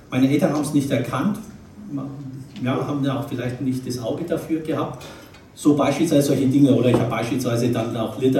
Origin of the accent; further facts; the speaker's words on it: Nuremberg, Bavaria, Germany; born there; bin, oder andersrum, ich werde im Oktober 57 Jahre alt. Bin geboren in Nürnberg, das hört man so ein bisschen an, an der Sprache, gell?